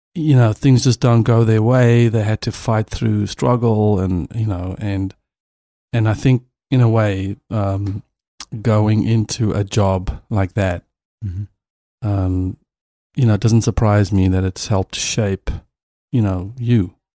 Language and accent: English; South Africa; I'm a South African